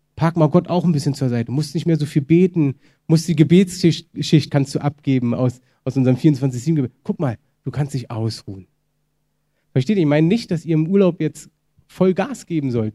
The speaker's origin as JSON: {"language": "German", "country": "Germany", "said": "wir als Deutsche"}